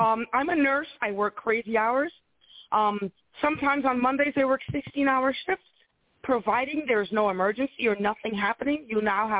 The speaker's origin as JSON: {"language": "English", "town": "New York City", "region": "New York", "country": "United States", "tie": "born or raised there", "said": "I lived in the – we grew up in the South Bronx, actually."}